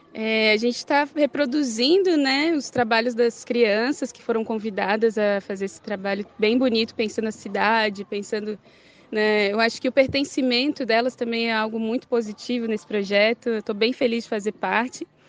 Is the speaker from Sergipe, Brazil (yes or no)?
no; Florianópolis, Santa Catarina, Brazil; De Florianópolis.